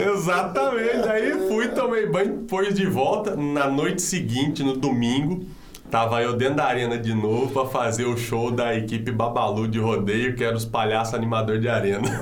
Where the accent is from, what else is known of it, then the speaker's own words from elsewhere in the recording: Paulínia, São Paulo, Brazil; eu sou nascido e criado aqui em Paulínia, no bairro de Betel